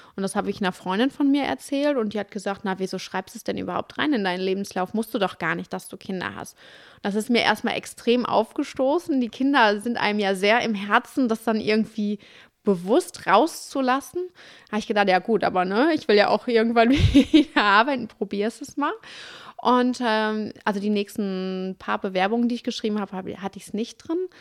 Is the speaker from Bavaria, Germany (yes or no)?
no; Duisburg, North Rhine-Westphalia, Germany; also born or lived in Dortmund / Cologne